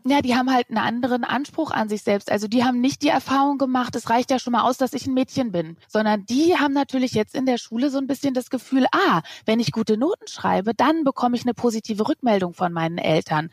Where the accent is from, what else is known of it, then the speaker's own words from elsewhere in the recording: Germany; ich als Deutsche mit drei, vier Kindern